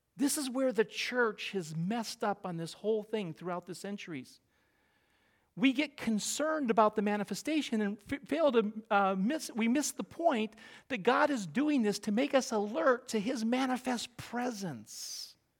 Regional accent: Middle America, Midwest, United States; moved away as an adult; now in New England, United States; I grew up in Middle America

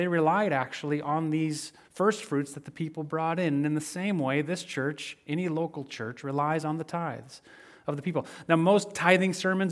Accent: Midwest, United States; I grew up in the Midwest

